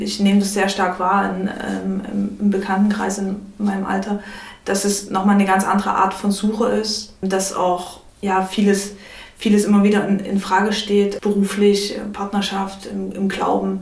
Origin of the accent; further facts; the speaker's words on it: Chemnitz, Saxony, Germany; now in Leipzig, Germany; bin in Chemnitz aufgewachsen und habe dann auch in Leipzig studiert